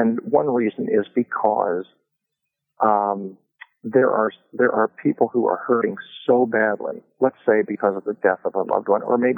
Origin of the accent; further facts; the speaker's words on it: Kokomo, Indiana, United States; I grew up in Kokomo, Indiana